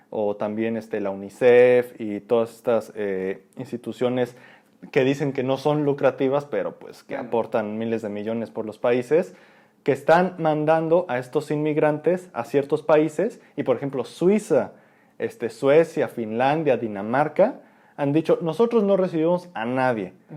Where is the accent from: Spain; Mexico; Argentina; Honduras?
Mexico